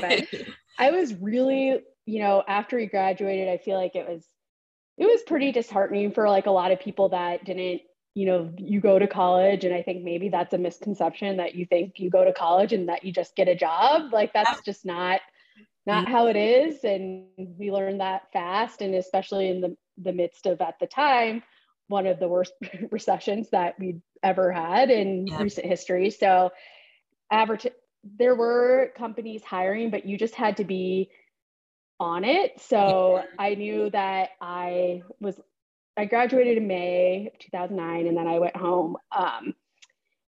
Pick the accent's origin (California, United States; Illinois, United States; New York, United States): Illinois, United States; Springfield; also born or lived in Champaign, Illinois; I grew up in Springfield, Illinois. So I lived there basically my whole life